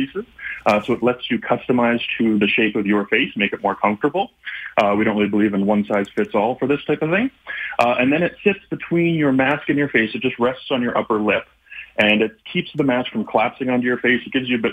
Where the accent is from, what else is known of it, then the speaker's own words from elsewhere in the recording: Canada; We're a family-run business, and we're all from Canada